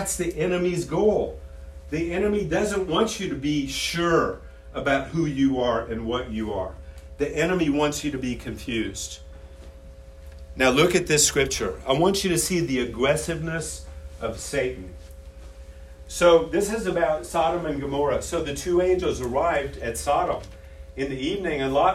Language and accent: English; Illinois, United States; I grew up in Illinois